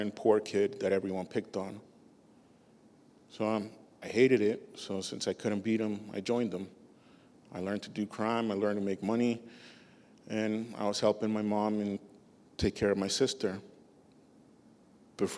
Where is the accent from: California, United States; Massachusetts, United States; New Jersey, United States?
Massachusetts, United States; Boston; also born or lived in Peru; I was born in Peru, but I grew up most of my life in Boston